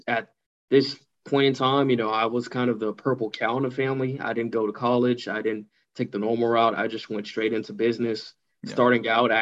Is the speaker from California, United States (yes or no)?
yes; Pasadena, California, United States; moved away as an adult; now in Playa Vista, United States; I'm from Pasadena.